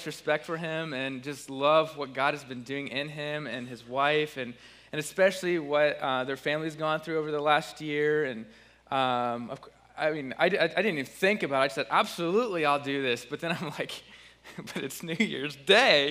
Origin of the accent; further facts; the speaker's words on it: Bluffton, Indiana, United States; moved away as an adult; also born or lived in Ohio / Missouri; now in Muncie, United States; I'm from Bluffton, Indiana. I've been living in Ohio and Missouri for the last 10 years